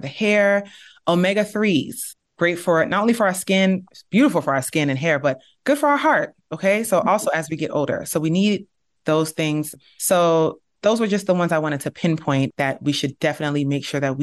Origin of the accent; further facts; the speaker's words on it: Nigeria; We're from Nigeria and we're from the Igbo tribe